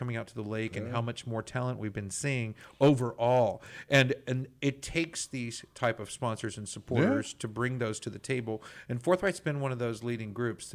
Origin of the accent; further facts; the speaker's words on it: Texas, United States; as a Texan